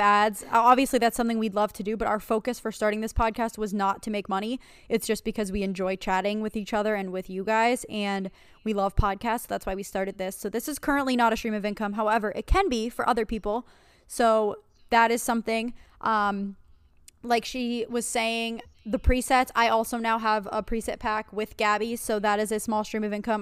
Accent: Pennsylvania, United States; moved away as an adult; also born or lived in New York; I was originally from Pennsylvania

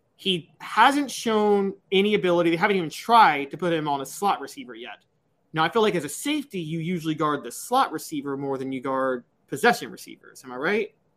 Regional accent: Memphis, Tennessee, United States; born or raised there

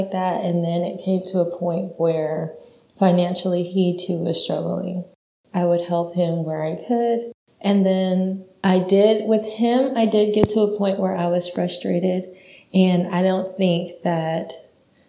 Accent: Dallas, Texas, United States; now in Houston, United States; I am from Dallas, Texas, and I'm now in the Houston area. I love Dallas because it's home

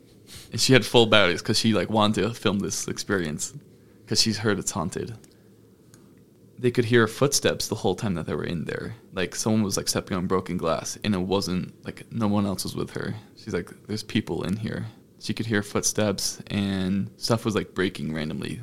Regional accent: Fairfield, Maine, United States; my hometown of Fairfield, Maine.

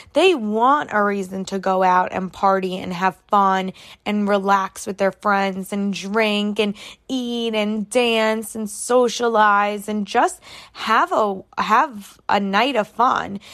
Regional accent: New York, United States; I am from New York.

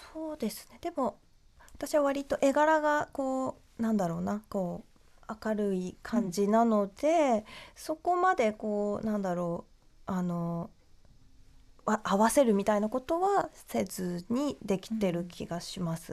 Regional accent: Japan; moved away as an adult; also born or lived in London; 日本でこう生まれ育った自分は

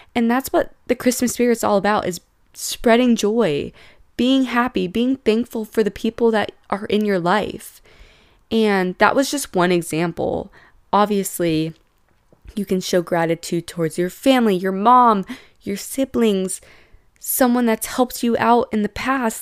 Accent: San Diego, California, United States; I'm from San Diego

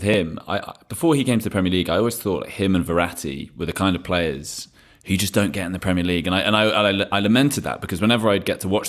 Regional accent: England, United Kingdom; growing up in England

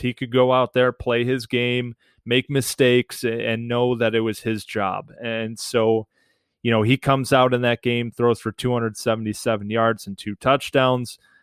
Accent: Detroit, Michigan, United States; as a young kid growing up in Metro Detroit where everybody else is a Michigan fan

